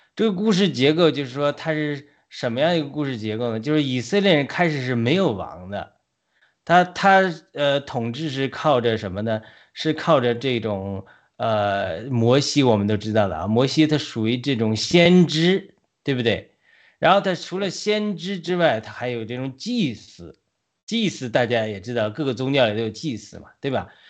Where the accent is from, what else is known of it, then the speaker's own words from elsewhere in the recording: China; moved away as an adult; now in United States; 我们在国内 呃，读书出来的